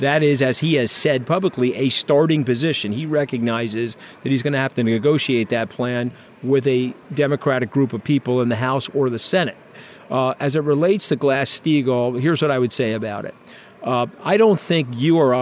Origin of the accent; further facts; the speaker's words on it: New York, United States; I'm a New Yorker